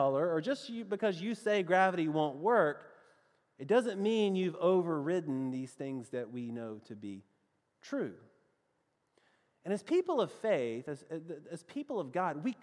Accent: the South, United States; accent: southern; my best southern accent, which is really the only way I know how to talk

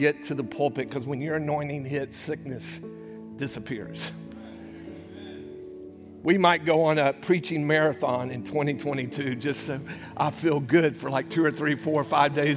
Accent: United States; We're American Christians

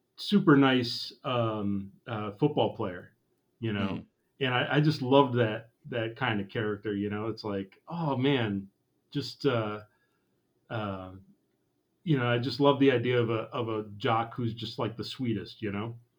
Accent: Eagle River, Wisconsin, United States; it has my hometown on it, Eagle River

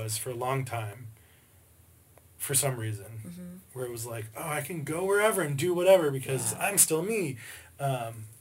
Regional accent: Alabama, United States; now in Pittsburgh, United States; I'm from Alabama

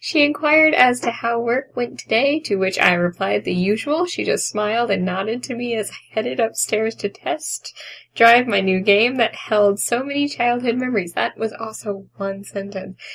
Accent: United Kingdom; Because we're British, and it's pronounced Cage.

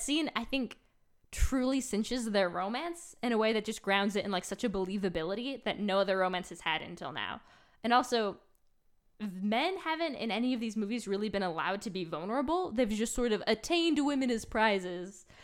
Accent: New York, United States; I grew up in New York, not New York City

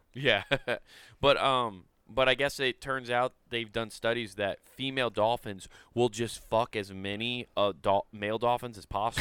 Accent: Council Bluffs, Iowa, United States; moved away; also born or lived in Utah; I'll say I'm from Council Bluffs. Like when I lived mm. in Utah, I said I was from Council Bluffs, uh, Iowa

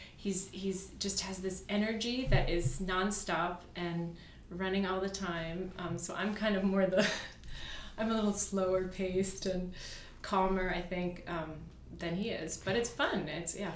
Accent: Virginia, United States; moved away as an adult; also born or lived in Iran / Hamburg, Germany; I grew up in Virginia. So I'm German. German parents, born in Iran

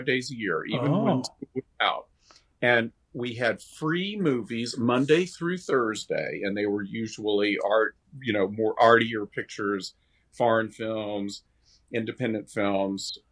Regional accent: Asheville, North Carolina, United States; moved away as an adult; I was born and raised in Asheville, North Carolina

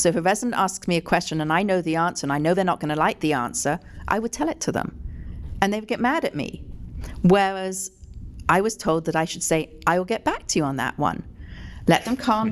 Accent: England, United Kingdom; moved away as an adult; I came from England, obviously, when I was 18

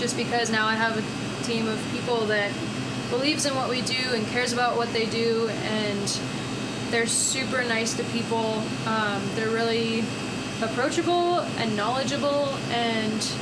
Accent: outside of Philadelphia, Pennsylvania, United States; moved away as an adult; also born or lived in Boston; now in Denver, United States; grew up outside of Philly, went to school in Boston, moved out here

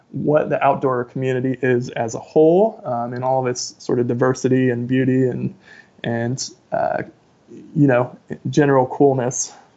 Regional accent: Ohio, United States; moved away as an adult; also born or lived in Kentucky / New Zealand; now in Tacoma, United States; grew up in Ohio, went to college in Kentucky, then moved to New Zealand, and then came to the Pacific Northwest after two years in New Zealand

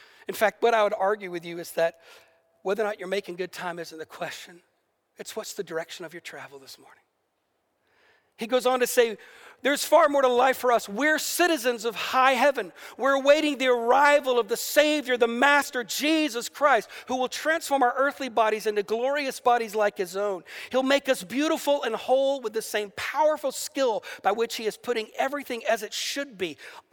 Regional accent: the South, United States; I grew up in the South in America

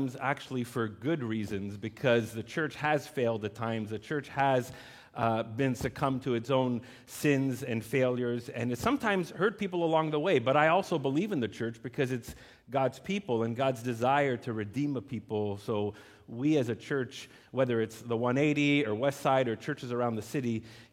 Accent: Laval, Quebec, Canada; also born or lived in West Island, Montreal; now in Montreal, Canada; I grew up as a teenager in Laval, and not one of these new neighborhoods, like legitimately in Duvernay

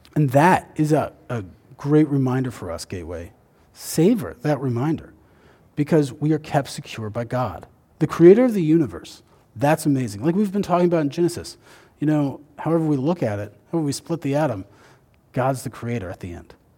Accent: Indiana, United States; I grew up in Indiana

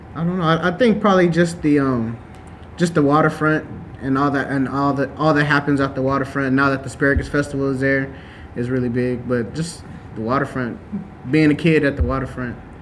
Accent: Lathrop, California, United States; I'm born and raised in Lathrop, but Stockton is a block away from me

